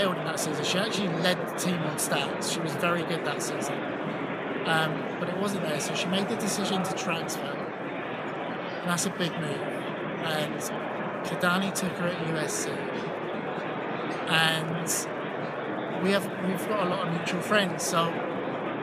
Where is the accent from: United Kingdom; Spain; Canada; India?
United Kingdom; England; now in United States; I mean, I am American, but I'm also English